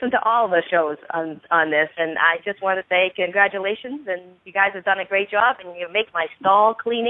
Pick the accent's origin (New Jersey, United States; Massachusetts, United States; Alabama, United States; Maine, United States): Massachusetts, United States; Boston; I am from Boston.